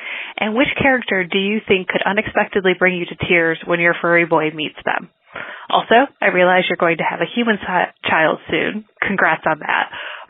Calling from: Chicago, Illinois, United States; Hi, Carly. … from Chicago.

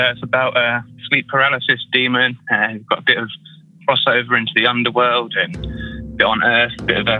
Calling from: United Kingdom; from UK.

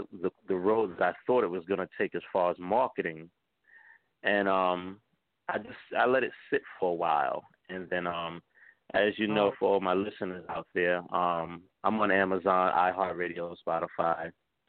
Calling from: New York City, New York, United States; I'm calling from New York City. Yes, I am.

